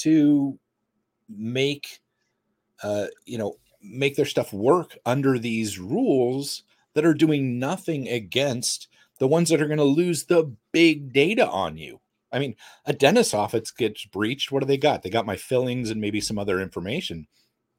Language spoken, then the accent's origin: English; United States; as an American and a capitalist swine